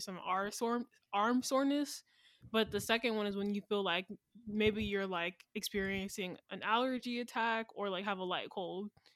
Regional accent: Atlanta, Georgia, United States; I'm from Atlanta

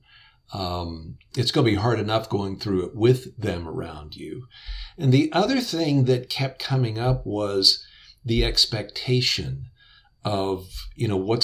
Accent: West Virginia, United States; I grew up in West Virginia

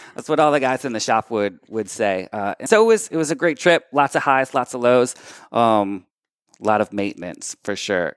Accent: Methuen, Massachusetts, United States; also born or lived in Lawrence, Massachusetts; So I was born in Lawrence, grew up in Methuen, spent a decade kinda living around, but came back to Lawrence

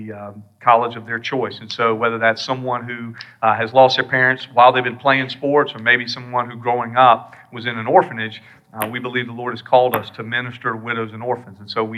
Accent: South Carolina, United States; You can't tell by my accent that I'm from here.

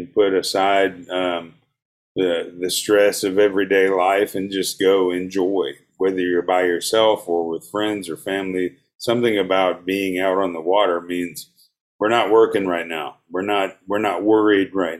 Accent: Gainesville, Georgia, United States; where I grew up in Gainesville

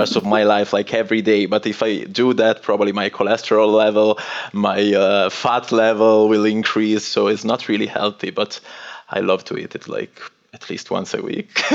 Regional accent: northwest Italy, Italy; English is a second language; moved away as an adult; I'm originally from Italy and northwest of Italy. It's a very little village um, in front of the sea, and uh, I moved out of that place when I was around 18 for university studies

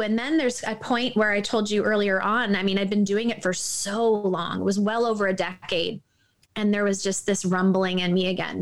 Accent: Toronto, Ontario, Canada; I'm from Toronto

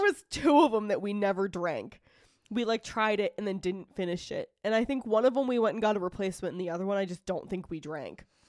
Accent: Massachusetts, United States; I'm from Massachusetts

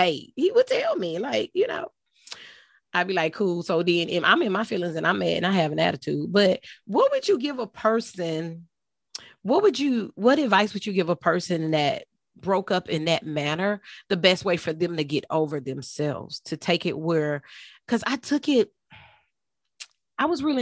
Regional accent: Texas, United States; also born or lived in Houston, Texas; now in South Carolina, United States; I live in South Carolina, but I'm originally from Texas

